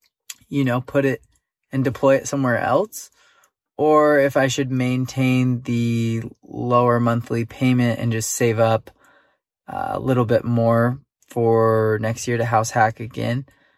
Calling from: San Diego, California, United States; I'm 26 from San Diego, California.

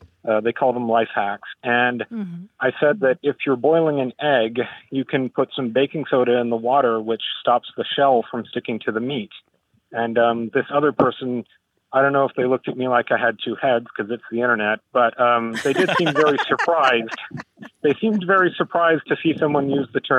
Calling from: Vancouver, British Columbia, Canada; I'm calling from Vancouver, British Columbia

